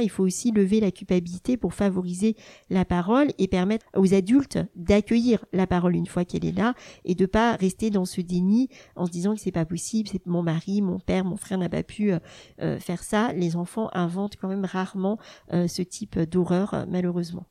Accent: Burgundy, Bourgogne-Franche-Comté, France; moved away as an adult; also born or lived in Dijon; now in Rennes, France; J'ai grandi euh, en Bourgogne avec ma maman institutrice et ma sœur dont je suis euh, très proche.

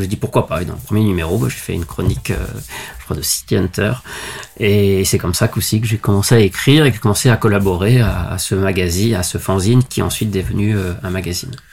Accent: Lyon, Auvergne-Rhône-Alpes, France; je suis originaire de Lyon.

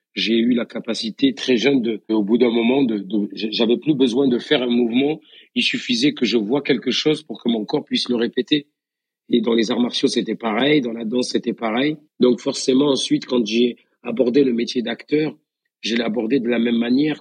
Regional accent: Beaucaire, Occitania, France; accent: accent du Sud; moved away as an adult; also born or lived in Tarascon; now in Paris, France; j'ai grandi dans la ville qui est de l'autre côté du pont, euh, sur Beaucaire.

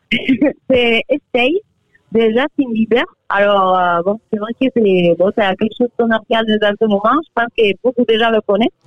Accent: Alicante, Valencian Community, Spain; French is a second language; moved away as an adult; now in Agen, France; Je viens d'Alicante

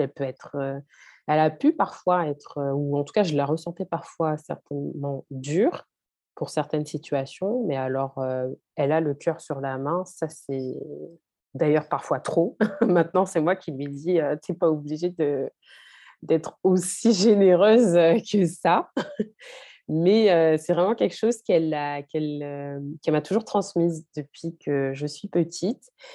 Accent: France; j'ai grandi, je suis née en France

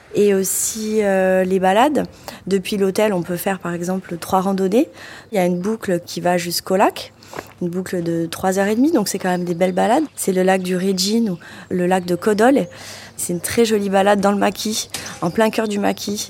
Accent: Corbara, Balagne, Corsica, France; Je suis une enfant du pays, effectivement. J'habite euh, dans le village de Corbar, qui est à 15 petites minutes d'ici. Je suis très proche de ma région, de mon île

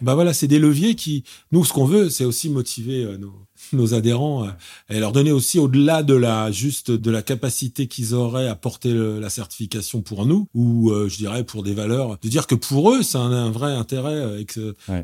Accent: Paris, Île-de-France, France; je suis parisien, né à Paris

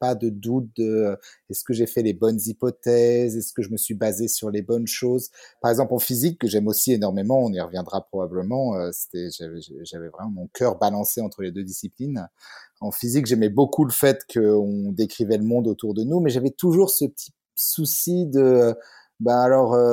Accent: Bures-sur-Yvette, Île-de-France, France; moved away as an adult; also born or lived in Paris; now in Geneva, Switzerland; je, viens de, la région parisienne. Euh, j'ai été élevé euh, aux Ulysses et à Bure-sur-Yvette, donc dans la vallée de Chevreuse, tout au bout du RERP, Et, euh, mais par contre, j'ai fait mon, mon, lycée en fait à Louis-le-Grand en plein centre de Paris.

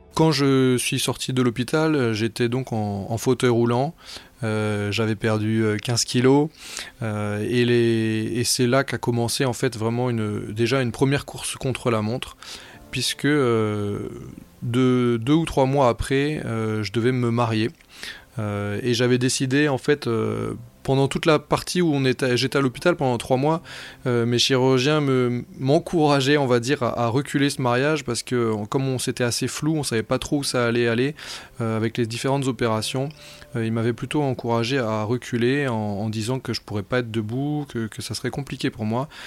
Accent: Brittany, France; moved away; je suis breton d'origine

